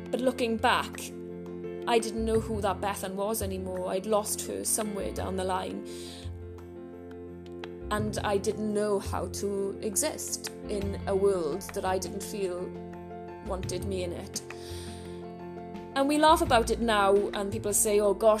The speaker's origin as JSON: {"language": "English", "town": "Merthyr Tydfil", "region": "Wales", "country": "United Kingdom", "tie": "born or raised there", "said": "growing up in Merthyr, going and roaming the mountains behind my house"}